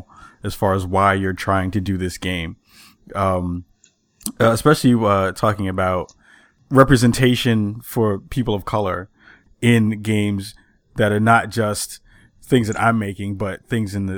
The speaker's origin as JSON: {"language": "English", "town": "New York City", "region": "New York", "country": "United States", "tie": "born or raised there", "moved": "yes", "lives_now": "Chicago, United States", "said": "I was from the Bronx"}